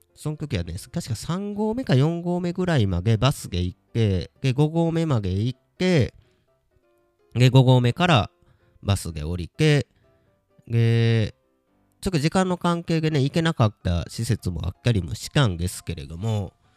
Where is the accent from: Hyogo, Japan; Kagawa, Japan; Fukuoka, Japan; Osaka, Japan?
Hyogo, Japan; Kobe; now in Nagoya, Japan; 小学校の頃はね、神戸に住んでいた